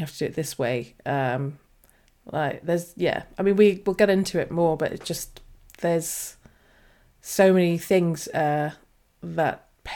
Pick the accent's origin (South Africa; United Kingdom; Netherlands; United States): United Kingdom; We're British, so we say mother, dear